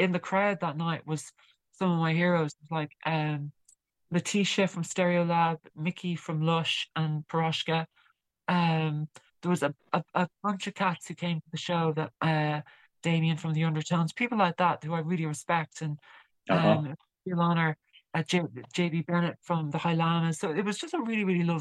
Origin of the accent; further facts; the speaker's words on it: Ireland; I'm Irish, obviously, and I'm based in Ireland for now at least